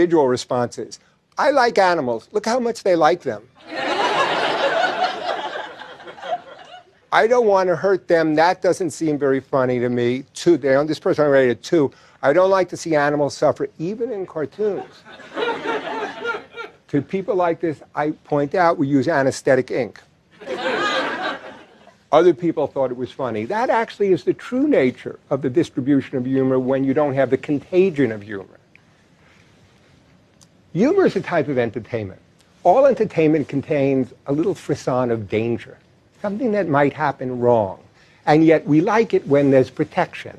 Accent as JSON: {"language": "English", "region": "New York", "country": "United States", "said": "I'm from New York"}